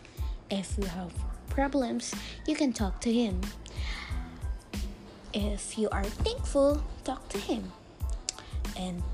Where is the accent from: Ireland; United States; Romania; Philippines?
Philippines; English is a second language; I'm from Philippines, so yeah. I'm not that good in English